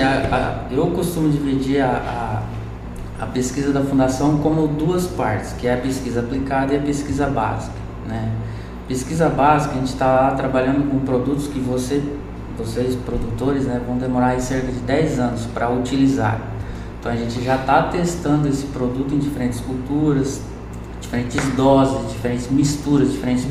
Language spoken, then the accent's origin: Portuguese; Espigão d'Oeste, Rondônia, Brazil; moved away as an adult; also born or lived in Cuiabá; now in Lucas do Rio Verde, Brazil; Eu sou natural de Rondônia, de uma cidade chamada Espigão do Oeste